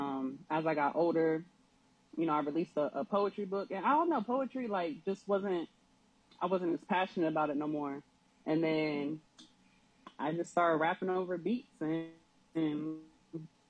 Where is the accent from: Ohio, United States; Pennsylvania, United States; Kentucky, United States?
Ohio, United States; Columbus; now in Norfolk, United States; I'm originally from Columbus, Ohio, but I've been living in Norfolk, Virginia